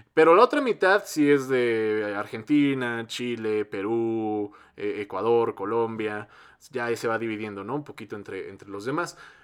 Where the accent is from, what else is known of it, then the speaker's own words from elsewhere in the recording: Mexico; que seamos un chingo de mexicanos